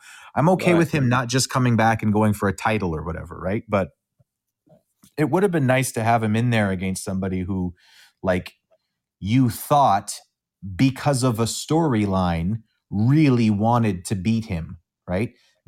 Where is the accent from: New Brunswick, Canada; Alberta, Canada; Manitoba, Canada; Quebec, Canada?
Manitoba, Canada; Winnipeg; And I'm a Canadian. … from Winnipeg.